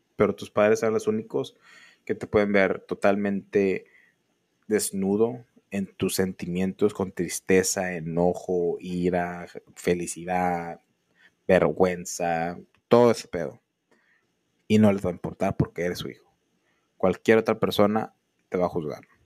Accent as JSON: {"language": "Spanish", "region": "northern Mexico", "country": "Mexico", "said": "somos mexicanos del norte"}